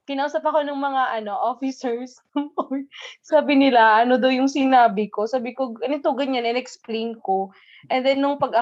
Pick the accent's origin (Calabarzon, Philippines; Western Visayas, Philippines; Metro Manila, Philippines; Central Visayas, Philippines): Western Visayas, Philippines; syempre, sa aton, as an Ilonggo woman, bulbul is balahibo.